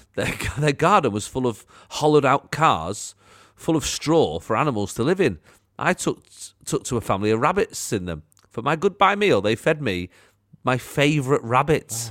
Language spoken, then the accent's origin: English; Manchester, North West England, United Kingdom; I sort of lived in an odd area, so I was like Wally Range, Moss Side, Cholton